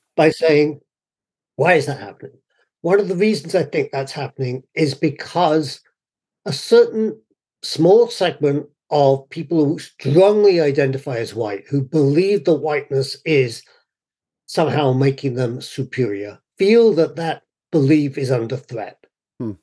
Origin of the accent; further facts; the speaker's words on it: United Kingdom; moved away as an adult; now in United States; My own personal experience when I grew up in the UK, I was certainly white, but I was not fully white because I was not properly English